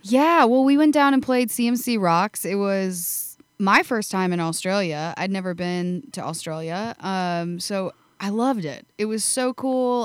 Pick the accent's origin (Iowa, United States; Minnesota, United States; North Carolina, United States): Iowa, United States; Shueyville; moved away as an adult; now in Nashville, United States; I grew up in a small town. Um, it's called Shueyville